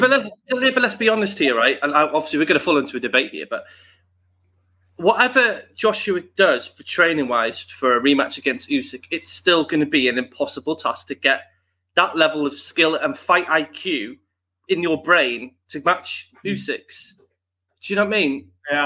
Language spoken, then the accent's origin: English; United Kingdom; we want our Brits